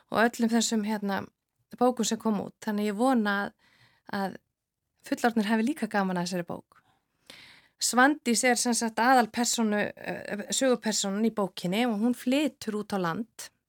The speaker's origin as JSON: {"language": "Icelandic", "town": "Akureyri", "region": "Northeastern Region", "country": "Iceland", "tie": "born or raised there", "also_born_or_lived": "Reykjavík", "said": "ég er alveg upp á Akureyri, efst á, á brekkunni"}